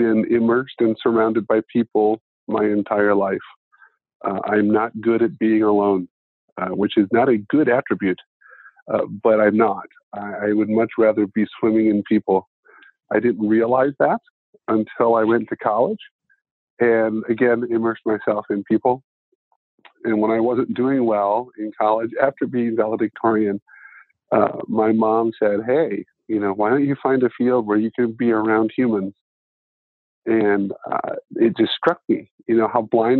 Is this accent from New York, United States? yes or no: no; Ada, Ohio, United States; There are 2,500 people in my hometown, and I graduated from a class of 73.